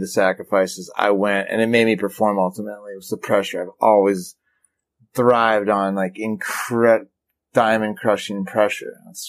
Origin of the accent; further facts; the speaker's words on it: Midwest, United States; But I was from the Midwest, and that was kind of a down.